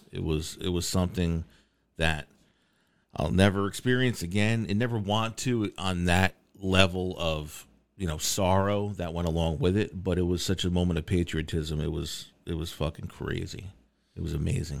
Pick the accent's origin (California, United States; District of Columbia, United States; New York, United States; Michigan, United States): New York, United States; being a New Yorker